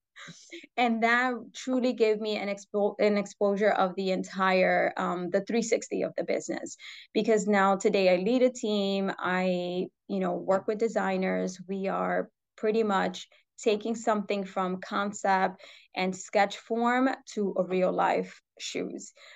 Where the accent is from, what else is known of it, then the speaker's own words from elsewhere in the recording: New York City, New York, United States; I was born and raised in New York City